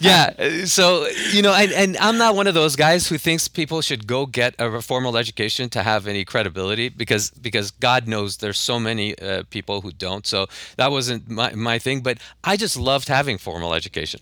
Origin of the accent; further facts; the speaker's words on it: Tehran, Tehran Province, Iran; now in Los Angeles, United States; I grew up in Tehran, and then when we moved, uh, I, uh, we moved to L